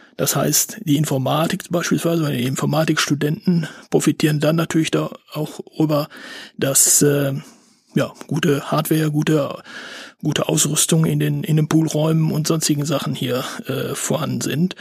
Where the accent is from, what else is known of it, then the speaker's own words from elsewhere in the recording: Bielefeld, North Rhine-Westphalia, Germany; also born or lived in Paderborn; Ich äh, bin gebürtiger Bielefelder